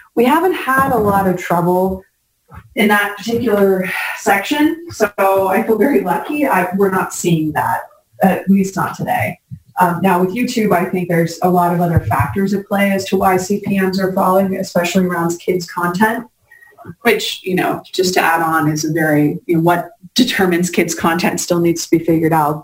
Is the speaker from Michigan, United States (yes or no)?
no; New York, United States; being a New Yorker